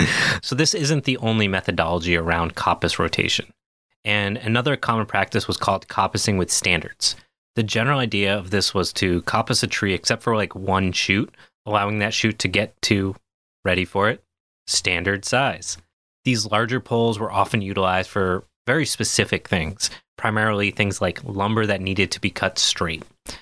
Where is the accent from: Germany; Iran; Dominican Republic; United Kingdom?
United Kingdom; I mean, that probably makes sense, but cont feels like British. I'm very British.